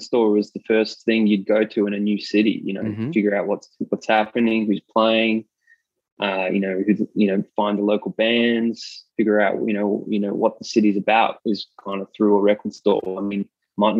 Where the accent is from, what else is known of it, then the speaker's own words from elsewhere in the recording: Melbourne, Victoria, Australia; Yeah, I'm born and raised in Melbourne. Grew up in kind of central Melbourne